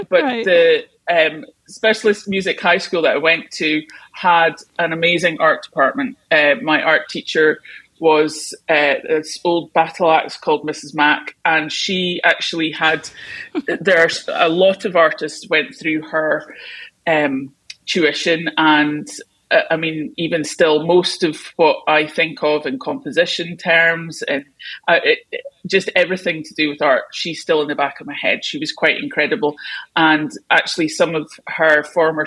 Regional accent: United Kingdom; I'm British

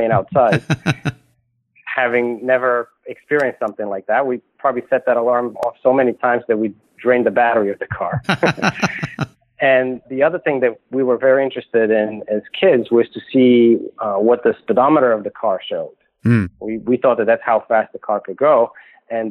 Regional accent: Bulgaria; English is a second language; moved away as an adult; also born or lived in New York City, United States; now in United States; I was born in Bulgaria during the communist time, and it was a strange time for me, especially coming and living in America now for 20 years

